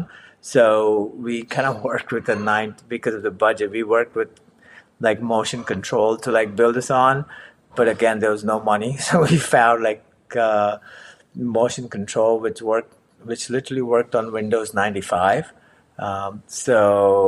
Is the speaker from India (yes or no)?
yes; Mumbai, Maharashtra, India; moved away as an adult; also born or lived in Savannah, United States; now in Hoboken, United States; I grew up in Mumbai, got my bachelor in architecture.